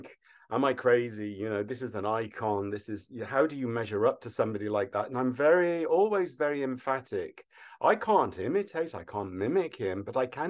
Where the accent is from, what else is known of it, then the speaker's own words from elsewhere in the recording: Wolverhampton, West Midlands, United Kingdom; now in Los Angeles, United States; I'm from Wolverhampton, so it's wonderful to come home.